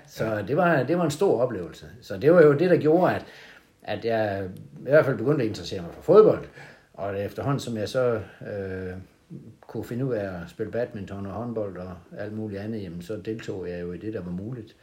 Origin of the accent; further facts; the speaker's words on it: Hovborg, Southern Denmark, Denmark; now in Haderslev, Denmark; jeg hedder nok Vestjyde, kommer, øh, fra en lille by, der hedder Houborg imellem Holsted og Grindsted